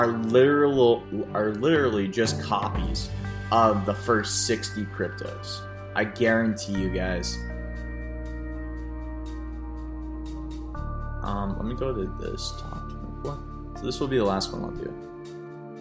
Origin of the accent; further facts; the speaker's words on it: United States; I'm like an American